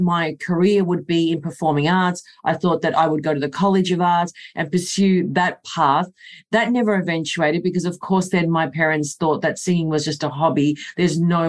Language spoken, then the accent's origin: English; Melbourne, Victoria, Australia; this is my hometown, born, bred, and I love Melbourne